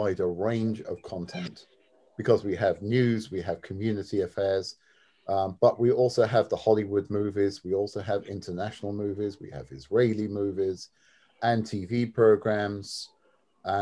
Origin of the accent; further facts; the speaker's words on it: London, United Kingdom; also born or lived in Syracuse, New York; my background is that I am from London, England